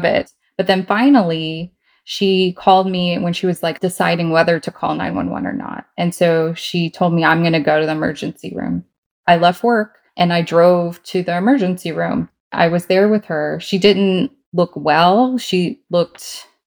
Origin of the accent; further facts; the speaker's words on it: Virginia, United States; I am from Virginia in the U.S.